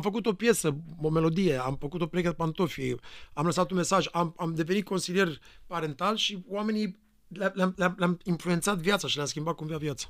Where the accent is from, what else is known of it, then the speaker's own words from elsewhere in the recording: Romania; moved away; Eu venim din România